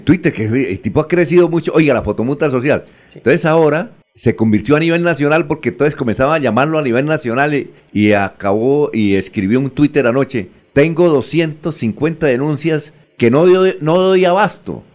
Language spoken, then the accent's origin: Spanish; Bucaramanga, Santander, Colombia; also born or lived in Girón